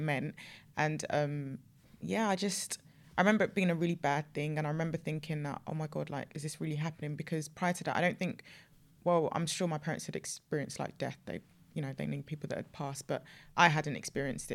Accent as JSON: {"language": "English", "country": "Nigeria", "said": "I'm African, I'm Nigerian"}